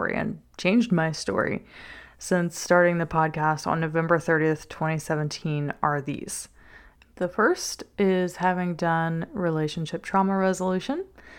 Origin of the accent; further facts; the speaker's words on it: Covington, Louisiana, United States; I am from South Louisiana, a little town named Covington. It's just north of New Orleans. You might hear the accent every now and then.